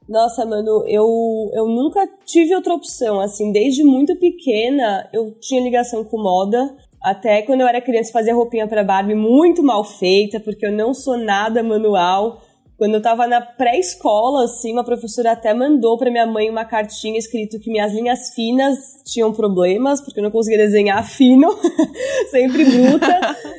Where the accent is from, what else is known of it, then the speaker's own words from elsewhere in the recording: São Paulo, Brazil; also born or lived in New York; sou nascida e crescida em São Paulo, então mais, acho que mais uma das únicas do time que são originalmente de São Paulo